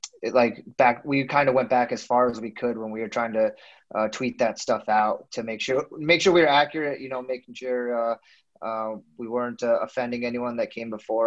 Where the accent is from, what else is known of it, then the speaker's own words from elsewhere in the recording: Scotch Plains, New Jersey, United States; moved away as an adult; also born or lived in Denver, Colorado / California; now in Minot, North Dakota, United States; I'm originally from Scotch Plains, New Jersey, which is kind of central northern New Jersey. I probably grew up about 20, 30 minutes away from New York City